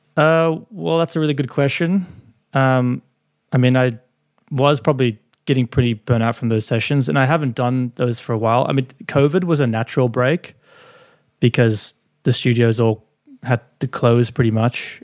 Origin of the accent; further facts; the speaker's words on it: Gold Coast, Queensland, Australia; moved away as an adult; also born or lived in Sydney; I was from the Gold Coast. I moved to Sydney to do this internship